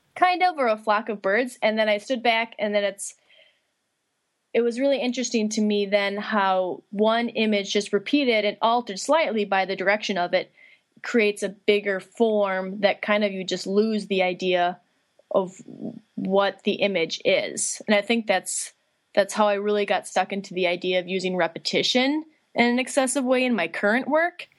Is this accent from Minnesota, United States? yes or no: yes; Litchfield, Minnesota, United States; I'm originally from Litchfield, Minnesota, uh, which is kind of western central part of the state